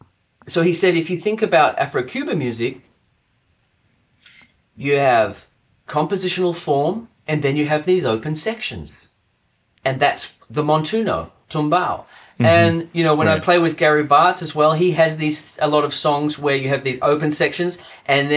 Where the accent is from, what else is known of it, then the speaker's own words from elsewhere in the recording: Australia; I come from Australia